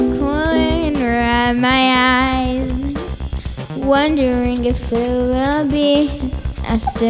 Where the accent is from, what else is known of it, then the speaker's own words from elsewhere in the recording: New York City, New York, United States; I'm 11 years old and I'm from Brooklyn.